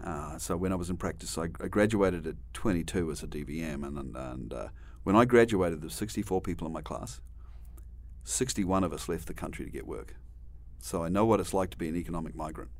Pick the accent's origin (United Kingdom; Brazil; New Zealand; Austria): New Zealand; moved away as an adult; also born or lived in Australia; now in United States; I grew up in New Zealand